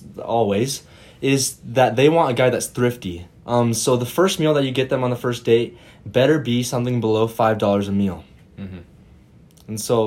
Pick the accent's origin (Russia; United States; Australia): United States; Arizona; now in Idaho, United States; am from Arizona.